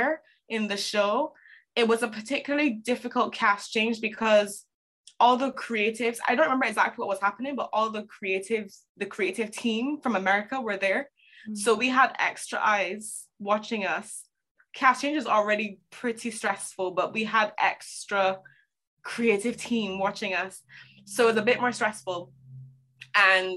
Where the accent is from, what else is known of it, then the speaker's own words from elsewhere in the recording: Barbados; moved away as an adult; also born or lived in Toronto, Canada; I am originally from Barbados. To keep a long story short, I left Barbados when I was 18